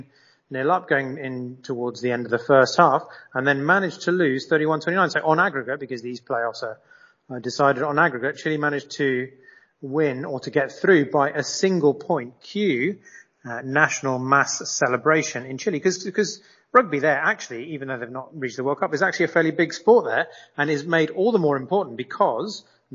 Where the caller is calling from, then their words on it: Mexico; I'm calling you from Mexico